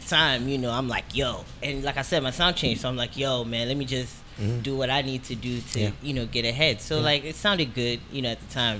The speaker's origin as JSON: {"language": "English", "country": "United States", "said": "I'm from Yankee"}